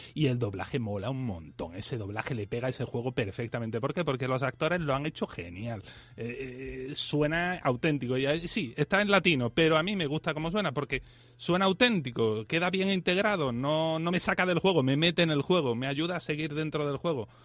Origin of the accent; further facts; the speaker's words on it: Spain; yo que soy español